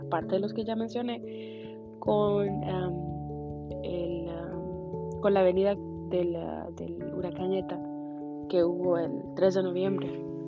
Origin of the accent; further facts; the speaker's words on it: Honduras; moved away as an adult; now in Houston, United States; soy orgullosamente hondureña, catracha de corazón